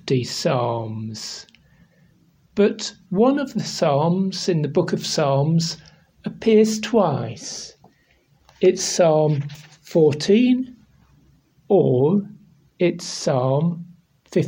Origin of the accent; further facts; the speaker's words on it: England, United Kingdom; I'm Bible teacher from England